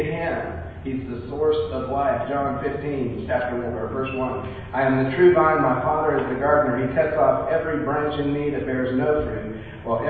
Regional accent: California, United States; moved away; I grew up in California

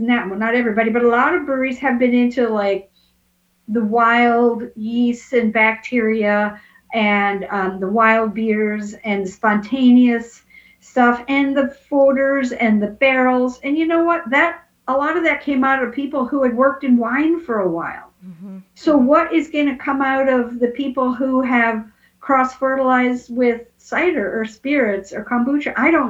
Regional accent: Portland, United States; And here I am from Portland, but I was visiting, I'm making it up, Florida or wherever.

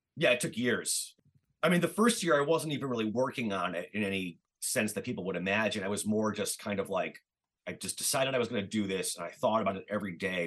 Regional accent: Cleveland, Ohio, United States; I'm from Cleveland, and I remember you know, as like a teenager living in suburban Cleveland

